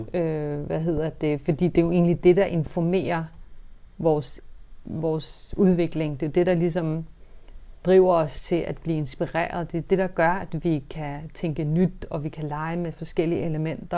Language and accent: Danish; Denmark; Vi er jo født i Danmark, vi er vokset op i Danmark